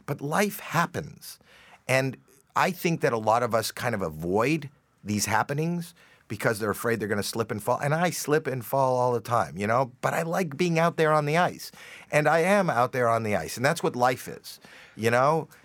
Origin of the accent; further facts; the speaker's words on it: Toronto, Ontario, Canada; me coming from Toronto, but the fact that it is my hometown